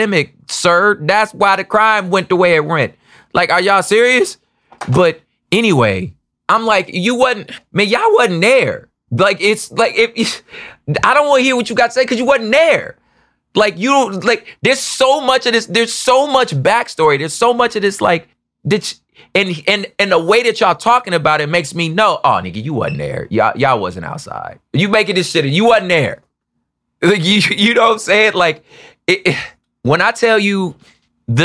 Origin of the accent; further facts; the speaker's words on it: United States; I'm from America, and two, because I grew up in the church